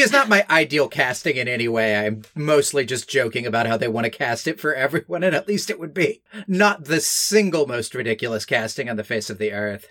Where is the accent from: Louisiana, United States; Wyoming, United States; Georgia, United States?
Georgia, United States; Newt Gingrich's district; I was, like, twelve and growing up in New Gingrich's district